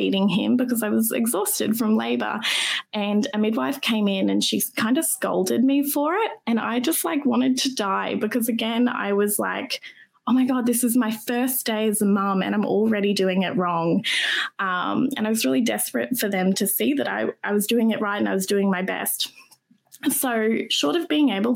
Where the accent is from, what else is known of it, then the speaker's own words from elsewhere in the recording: Brisbane, Queensland, Australia; Brisbane born and raised. And I live here